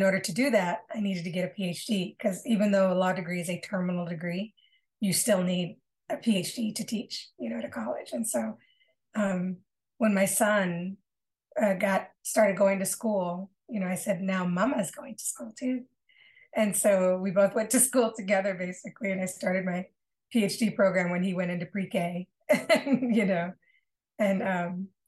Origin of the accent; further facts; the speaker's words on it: Battle Creek, Michigan, United States; moved away as an adult; also born or lived in Grand Rapids, Michigan; I was moving from my hometown in Battle Creek, Michigan, to a larger city, Grand Rapids, Michigan